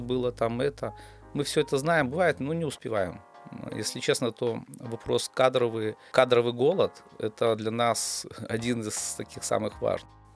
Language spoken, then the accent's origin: Russian; Pinsk, Brest Region, Belarus; Родился в Пинске